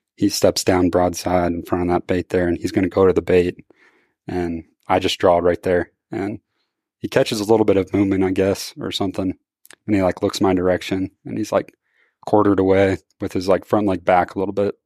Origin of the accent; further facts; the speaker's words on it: Missouri, United States; I'm from Missouri